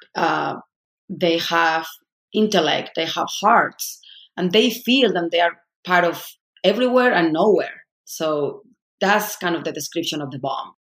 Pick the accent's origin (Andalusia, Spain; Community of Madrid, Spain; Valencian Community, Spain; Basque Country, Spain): Community of Madrid, Spain; Madrid; moved away as an adult; now in United States; I'm from Spain, I'm from Madrid, I was part of the elite